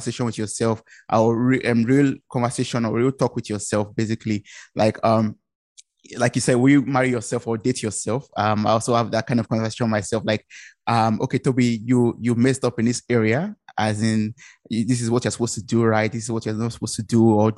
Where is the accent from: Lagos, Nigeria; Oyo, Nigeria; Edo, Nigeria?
Oyo, Nigeria; Ibadan; moved away as an adult; now in Germany; I come originally from Nigeria. I'm based in Germany